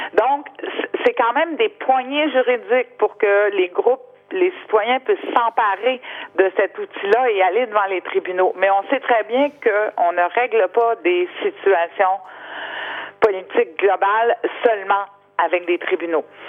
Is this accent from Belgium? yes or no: no; Canada; nous, au Canada, les sables bitumineux, pays producteur de pétrole